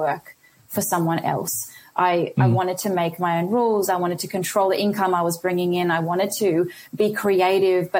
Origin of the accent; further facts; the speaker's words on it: Australia; also born or lived in India; I was born in India and I came to Australia when I was 3.